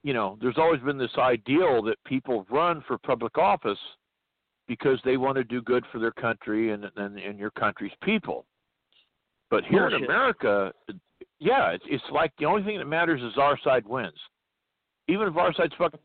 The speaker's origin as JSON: {"language": "English", "region": "California", "country": "United States", "tie": "born or raised there", "said": "My home state of California."}